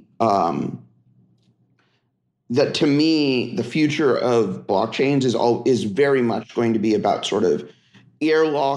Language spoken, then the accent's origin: English; Silicon Valley, California, United States; also born or lived in Philadelphia; grew up in the Silicon Valley